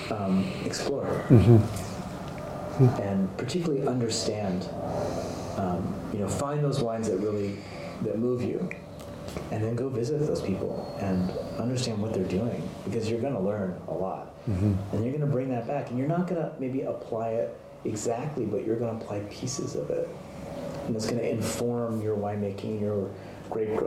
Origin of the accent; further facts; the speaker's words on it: California, United States; also born or lived in Japan (half Japanese ancestry); being a Californian